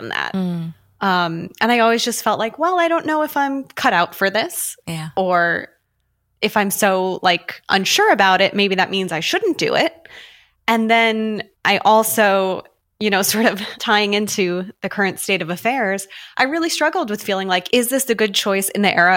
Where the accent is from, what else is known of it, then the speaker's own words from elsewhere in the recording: just outside of Albany, New York, United States; I grew up just outside of Albany